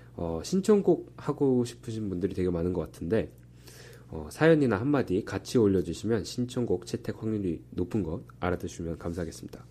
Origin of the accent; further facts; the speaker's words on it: Texas, United States; now in Berkeley, United States; 제가 텍사스에서 왔거든요